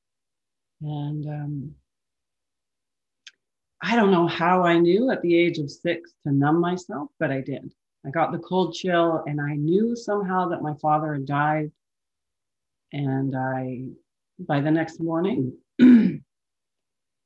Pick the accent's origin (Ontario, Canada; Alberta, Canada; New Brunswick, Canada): Alberta, Canada; Calgary; I was born in Calgary